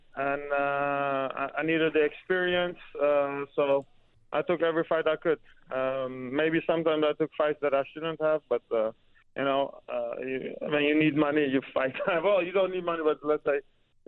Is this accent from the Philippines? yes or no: no; Netherlands; English is a second language; also born or lived in Iran; From age of 8, we moved to Holland from Iran. And life was okay, normal. Just grew up with my family.